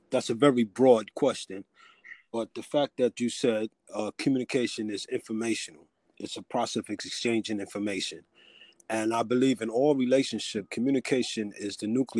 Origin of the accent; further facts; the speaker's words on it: New York City, New York, United States; I'm born and raised in Bronx, went to the public school system